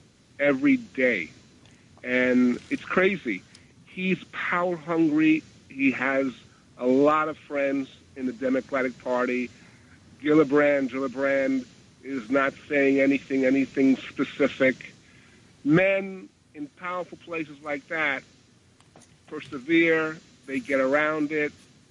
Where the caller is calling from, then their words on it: New York City, New York, United States; I'm calling from Queens.